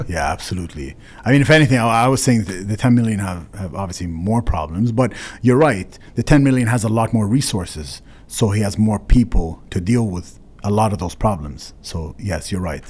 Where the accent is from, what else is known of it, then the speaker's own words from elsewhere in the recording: Canada; as a Canadian